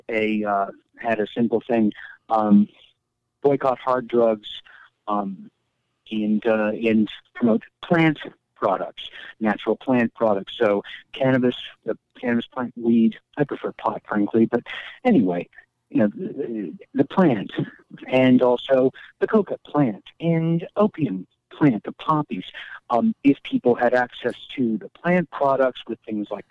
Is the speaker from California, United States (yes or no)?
no; Iowa, United States; now in Portland, United States; I grew up in Iowa